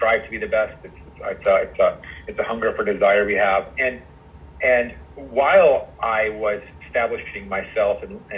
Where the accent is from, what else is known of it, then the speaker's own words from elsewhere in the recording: Los Angeles, California, United States; moved away as an adult; also born or lived in New York; I'm from Los Angeles, and I ended up going back home to start my own private practice